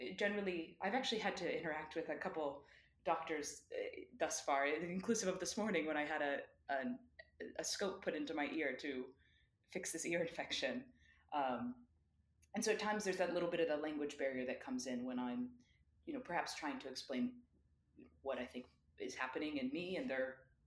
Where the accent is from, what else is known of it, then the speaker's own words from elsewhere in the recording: United States; moved away as an adult; my identity as an American, which is one that I never really thought much about because I never lived nor really traveled outside of the United States